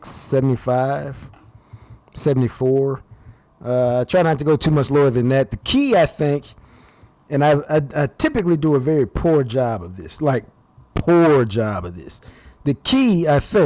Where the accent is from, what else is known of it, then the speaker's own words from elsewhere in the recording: Dallas, Texas, United States; I grew up in Oak Cliff